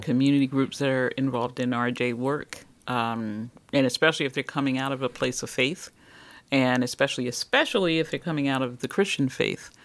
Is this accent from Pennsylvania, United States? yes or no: yes; Philadelphia, Pennsylvania, United States; I'm from West Philly. Uh-huh. I'm an urban kid